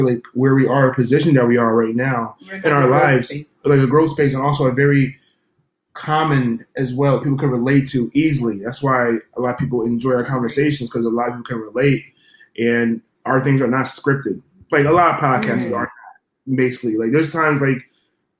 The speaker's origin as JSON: {"language": "English", "town": "Bridgeport", "region": "Connecticut", "country": "United States", "tie": "born or raised there", "lives_now": "Naugatuck, United States", "said": "I'm originally born in Bridgeport, but I live in Naugatuck"}